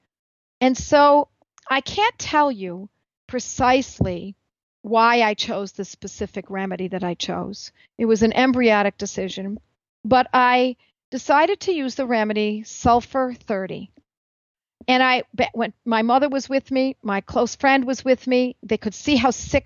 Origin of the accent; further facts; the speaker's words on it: Buffalo, New York, United States; my hometown of Buffalo, New York